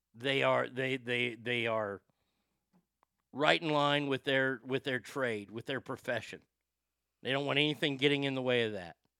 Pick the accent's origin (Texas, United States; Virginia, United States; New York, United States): Texas, United States; Garland; I'm a fat kid who grew up in Garland, Texas